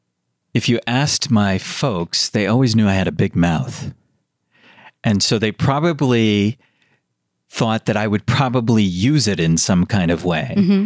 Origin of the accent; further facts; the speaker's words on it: United States; I was born in America.